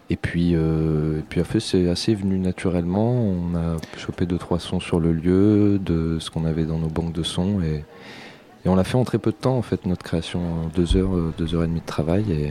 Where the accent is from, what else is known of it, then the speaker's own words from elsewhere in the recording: Auvergne-Rhône-Alpes, France; on est auvergnat, ou on l'est pas.